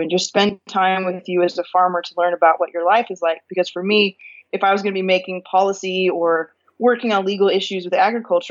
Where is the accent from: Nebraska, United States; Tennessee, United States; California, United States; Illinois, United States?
California, United States; moved away as an adult; also born or lived in Northwest Arkansas; now in Arkansas, United States; I was born and raised in California and actually lived in California for the first 31 years of my life.